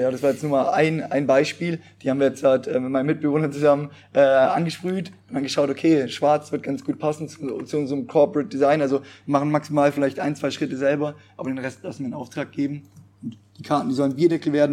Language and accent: German; Allgäu, Bavaria, Germany; moved away as an adult; now in Pforzheim, Germany; ich komme aus dem Allgäu